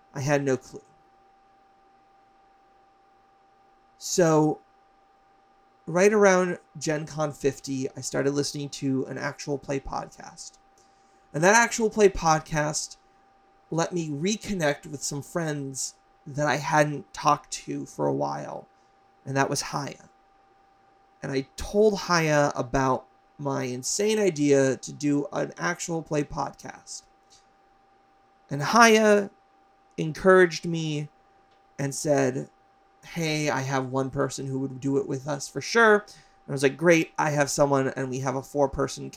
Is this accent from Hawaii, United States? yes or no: yes; Hawaii, United States; moved away as an adult; also born or lived in Las Vegas, Nevada / New York; I moved from Hawaii, where I grew up, to Vegas to go to college, to the East Coast, to New York